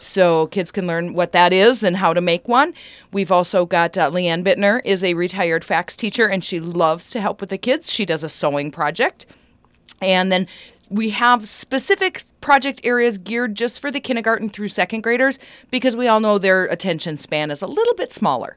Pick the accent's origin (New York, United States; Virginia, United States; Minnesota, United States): Minnesota, United States; Wadena County; I grew up here in Medina County